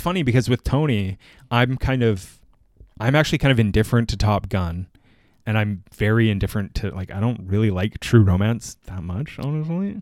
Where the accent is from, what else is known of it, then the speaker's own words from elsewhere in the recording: Canada; as a Canadian